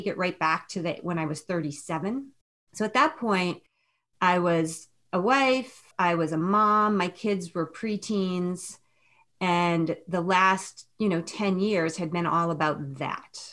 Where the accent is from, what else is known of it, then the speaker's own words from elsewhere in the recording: New England, United States; moved away as an adult; also born or lived in Chicago; now in Northern California, United States; I'm from New England. Before we started talking, I'm from Northern California, but I'm from New England